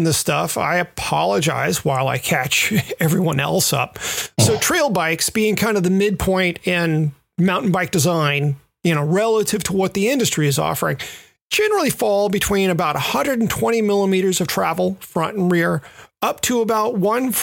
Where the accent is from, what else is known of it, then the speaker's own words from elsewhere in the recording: Memphis, Tennessee, United States; the trails that I grew up riding in Memphis